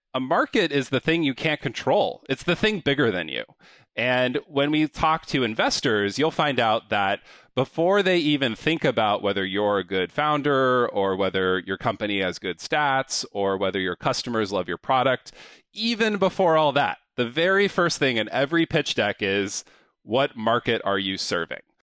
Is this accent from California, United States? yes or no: yes; San Diego, California, United States; moved away; I grew up in San Diego, California